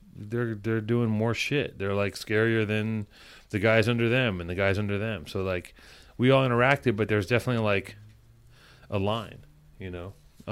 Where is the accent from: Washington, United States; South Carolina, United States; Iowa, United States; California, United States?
California, United States; Los Angeles; I grew up in Venice.